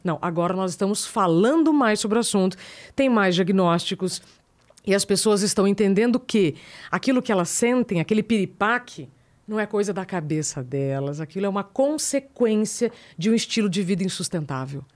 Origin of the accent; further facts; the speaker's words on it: northern Paraná, Brazil; moved away; eu sou do Paraná, sou lá do norte do Paraná